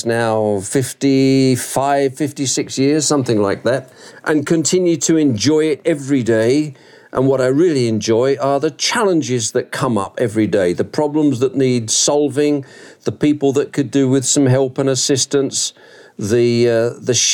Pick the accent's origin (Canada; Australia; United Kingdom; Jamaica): United Kingdom; England; accent: Brit; moved away as an adult; also born or lived in Southeast Asia; now in Georgia, United States; I'm English originally.